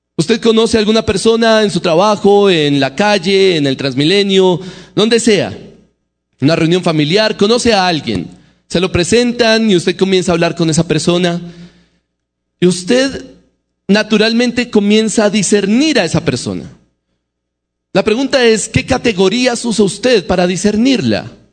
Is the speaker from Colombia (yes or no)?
yes; Bogotá, Colombia; accent: Bogotá; el acento para nosotros los bogotanos